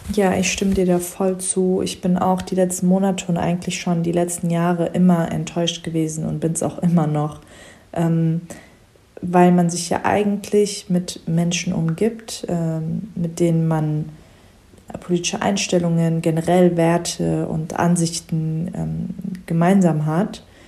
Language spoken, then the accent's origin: German; Germany; also born or lived in Frankfurt; Ich bin Schwester von vier und bin die Einzige, die in Deutschland geboren ist